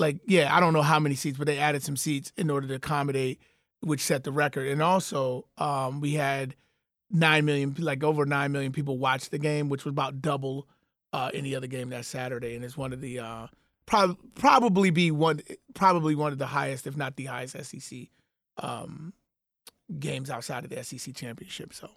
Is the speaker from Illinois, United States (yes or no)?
yes; Chicago, Illinois, United States; now in Atlanta, United States; born and raised in South Suburban Chicago